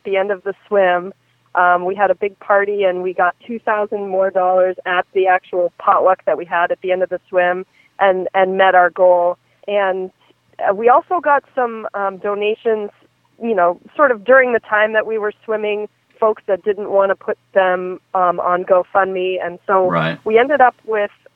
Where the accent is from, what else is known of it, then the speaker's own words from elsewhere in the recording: Maine, United States; I'm from Maine, but I grew up summering on Idaho